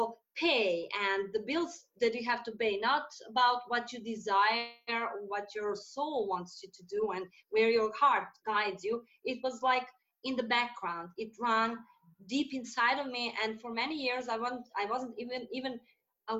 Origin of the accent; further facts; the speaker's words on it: Serbia; also born or lived in Saudi Arabia; I'm from Serbia and I also live here.